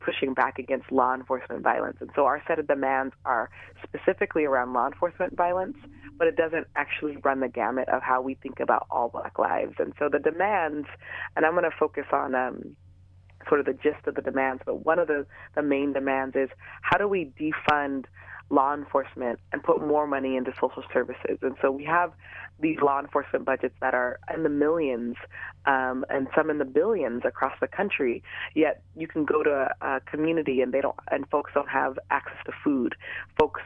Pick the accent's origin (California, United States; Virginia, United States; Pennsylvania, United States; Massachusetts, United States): California, United States; Los Angeles; I am born and raised in the San Fernando Valley in the Van Nuys and Canoga Park areas